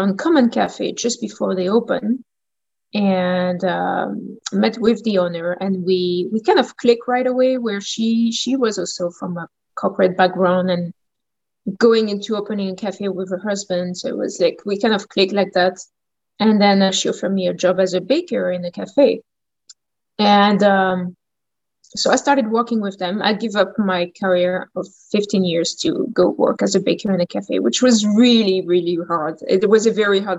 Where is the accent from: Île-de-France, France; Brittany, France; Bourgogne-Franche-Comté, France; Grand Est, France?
Grand Est, France; Champagne; accent: French; English is a second language; moved away as an adult; also born or lived in New Orleans, United States; now in Port Moody, Canada; From France, from the Champagne area. So it's like northeast of France.